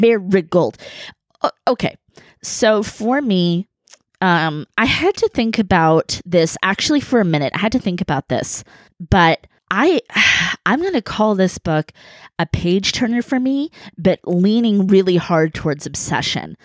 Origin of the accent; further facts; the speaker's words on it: California, United States; a Californian, uh, from Cali